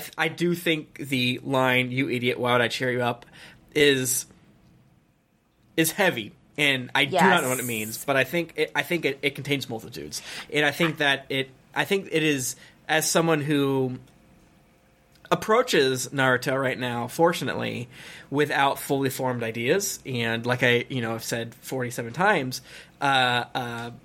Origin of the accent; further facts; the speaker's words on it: United States; American because that's like where I'm from